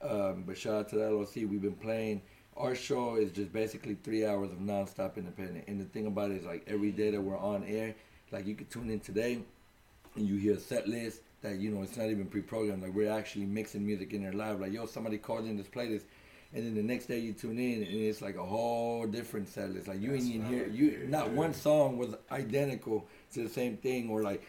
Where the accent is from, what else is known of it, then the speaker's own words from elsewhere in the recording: San Francisco, California, United States; We have districts. You know, right. I'm from the Mission District.